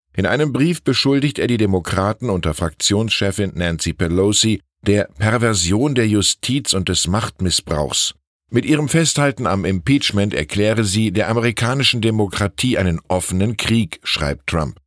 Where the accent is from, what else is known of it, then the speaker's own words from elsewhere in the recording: Wiesbaden, Hesse, Germany; moved away; in meiner Heimatstadt Wiesbaden